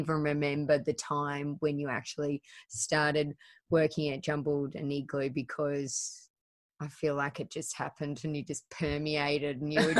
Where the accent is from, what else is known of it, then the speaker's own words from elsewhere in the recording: Penrith, New South Wales, Australia; We just live in Weston. We're just from Penrith.